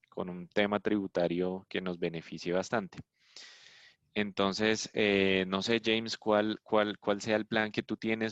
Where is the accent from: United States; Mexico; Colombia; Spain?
Colombia; De Colombia, sí.